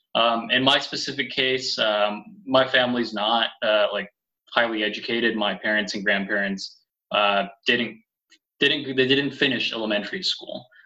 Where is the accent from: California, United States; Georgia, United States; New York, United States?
California, United States; first language Spanish; moved away; I grew up in California, and both of my parents are from Mexico.